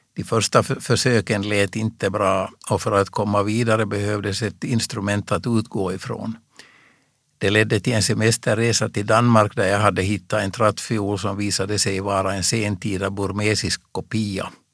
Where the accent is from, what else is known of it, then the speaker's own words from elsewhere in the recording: Reunäs, Uusimaa, Finland; I min hemby Reunäs